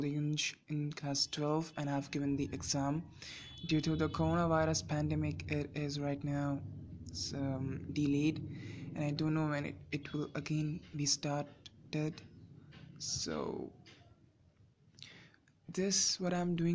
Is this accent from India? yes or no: yes; India; I am a teenager from India